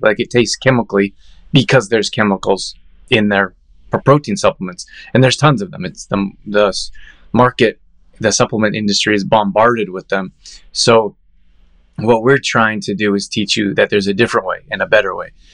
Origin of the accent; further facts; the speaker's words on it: Calgary, Alberta, Canada; I grew up in Calgary